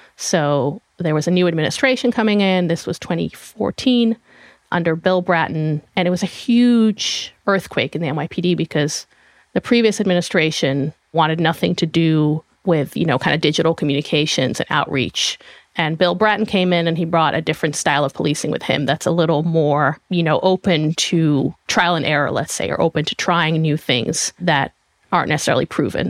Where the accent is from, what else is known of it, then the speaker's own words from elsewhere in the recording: Israel; moved away as an adult; now in United States; I am from Israel originally. I was born and raised there. Came to the U S in two thousand seven